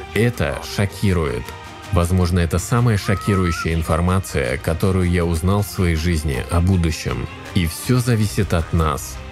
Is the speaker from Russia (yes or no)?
no; Bulgaria; Я из Болгарии, города Баллона.